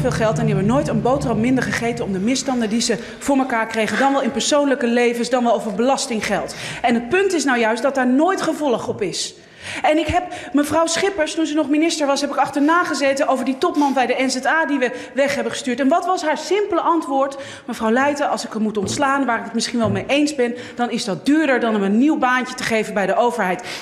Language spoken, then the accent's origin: Dutch; Morocco; Als een Marokkaan, laten we eerlijk zijn, een portemonnee terugbrengt heeft het meer impact dan wanneer gewoon een, een Hollander het doet.